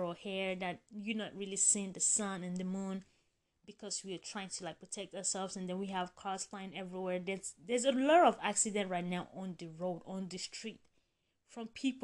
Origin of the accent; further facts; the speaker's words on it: Nigeria; I grew up in Nigeria